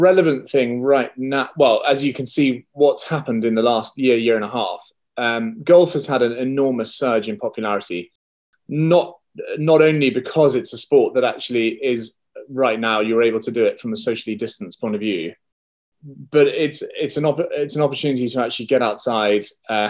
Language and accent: English; Scotland, United Kingdom; also born or lived in England; I am from Scotland, brought up in Scotland. I don't sound very Scottish, but I spent a lot of time in England, both with school and then work.